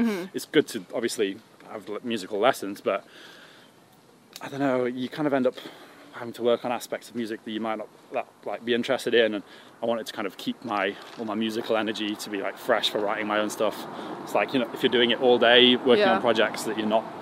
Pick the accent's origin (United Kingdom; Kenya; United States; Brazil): United Kingdom; Sheffield, Yorkshire and the Humber; moved away as an adult; also born or lived in Leeds; growing up in Sheffield